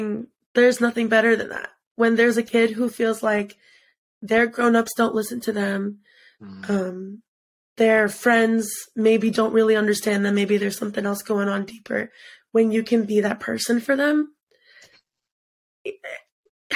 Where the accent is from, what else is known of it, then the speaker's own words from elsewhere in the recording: United States; I was born in the States